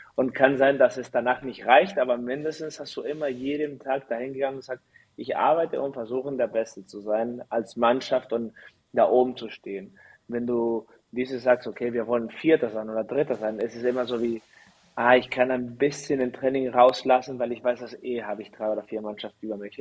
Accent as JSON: {"language": "German", "country": "Chile", "tie": "born or raised there", "also_born_or_lived": "Mexico / Germany", "moved": "as an adult", "lives_now": "Düren, Germany"}